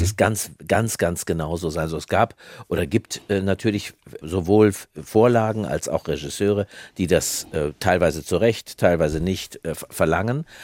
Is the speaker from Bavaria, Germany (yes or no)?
no; countryside near Frankfurt, Hesse, Germany; Da, wo ich herkomme, ich habe ich hab die Pubertät in, äh, in, in, auf dem Land oder in der Nähe von Frankfurt erlebt